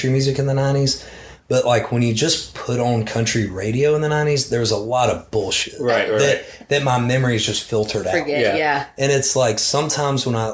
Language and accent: English; Birmingham, Alabama, United States; growing up in Birmingham